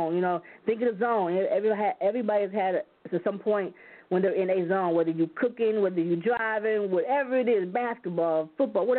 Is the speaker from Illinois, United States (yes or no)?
no; Flint, Michigan, United States; also born or lived in South Dakota; I'm originally from South Dakota, but I was raised in Flint, Michigan, majority of my life